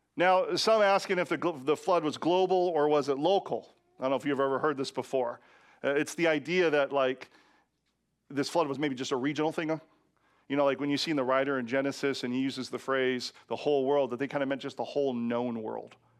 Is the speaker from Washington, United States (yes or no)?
yes; Washington, United States; in my home state of Washington